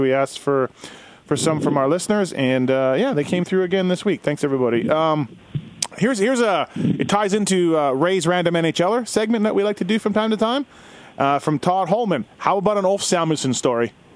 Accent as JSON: {"language": "English", "country": "Canada", "tie": "born or raised there", "said": "me growing up in Canada"}